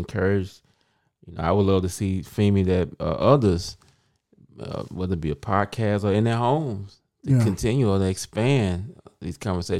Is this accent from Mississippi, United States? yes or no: yes; Mississippi, United States; moved away as an adult; now in Memphis, United States; I'm from Mississippi.